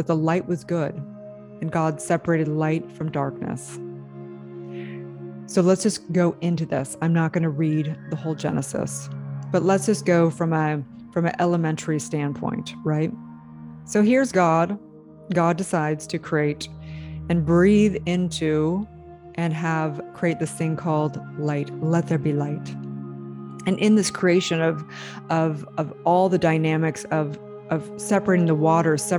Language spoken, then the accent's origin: English; California, United States; as a little girl growing up in California